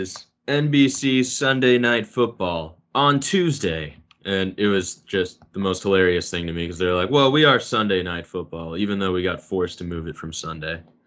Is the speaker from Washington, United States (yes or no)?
yes; Spokane, Washington, United States; I grew up right around Spokane